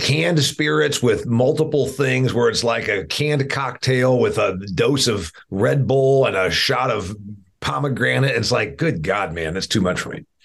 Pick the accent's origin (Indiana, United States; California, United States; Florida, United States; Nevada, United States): Indiana, United States; my home state of Indiana here. I'm a I'm an Indiana guy